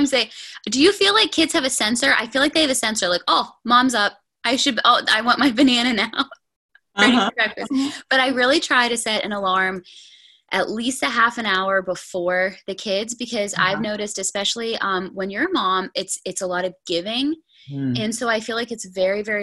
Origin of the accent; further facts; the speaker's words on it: north of Pittsburgh, Pennsylvania, United States; I am from a little bit north of Pittsburgh, PA, Pennsylvania. So about an hour